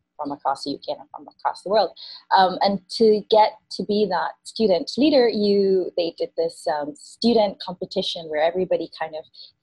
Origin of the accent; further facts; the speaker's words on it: Spanish Town, Saint Catherine, Jamaica; moved away; I grew up in Jamaica. I grew up in Spanish Town